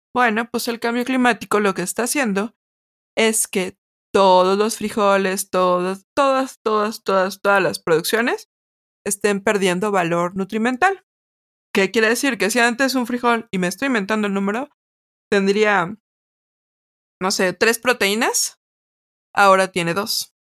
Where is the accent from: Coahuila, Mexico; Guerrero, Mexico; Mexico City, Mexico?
Mexico City, Mexico; sí somos chilangas, a mucha honra.